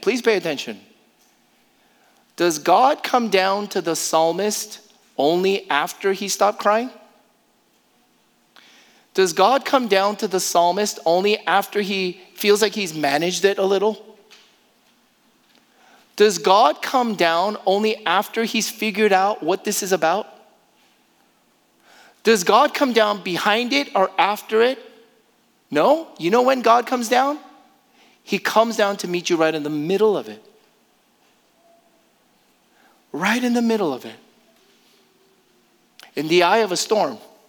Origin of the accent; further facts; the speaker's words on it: Houston, Texas, United States; in a week where my hometown of Houston was devastated by Harvey.